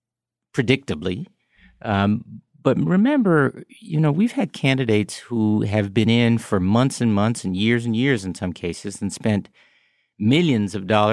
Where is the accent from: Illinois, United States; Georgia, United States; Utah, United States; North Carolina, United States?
Illinois, United States; Chicago; the experience of growing up on the South Side of Chicago with other Black people and that I had and neighborhoods like it